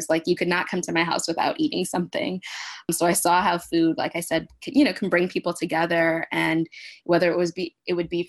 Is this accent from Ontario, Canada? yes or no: yes; Toronto, Ontario, Canada; also born or lived in Louisiana; now in Houston, United States; So I'm originally from Toronto, Ontario, but I spent the last 23 years of my life in Houston, Texas